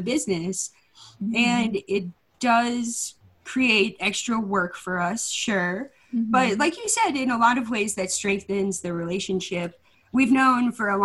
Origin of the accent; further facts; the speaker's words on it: Chicago, Illinois, United States; also born or lived in Hawaii; now in Asheville, United States; I'm originally from Chicago